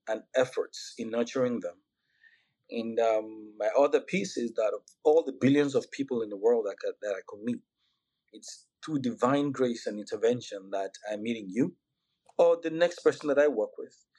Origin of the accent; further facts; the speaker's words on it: Nigeria; moved away as an adult; also born or lived in Georgia, United States; now in United States; I'm Nigerian. I'm both born, raised, still a Nigerian